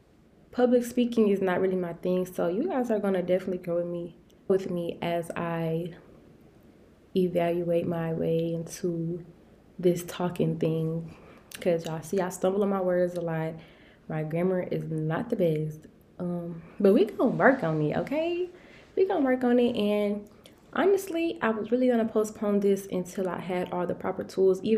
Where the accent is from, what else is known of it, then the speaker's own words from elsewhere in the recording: Detroit, Michigan, United States; also born or lived in Albany, Georgia; I am from Detroit, Michigan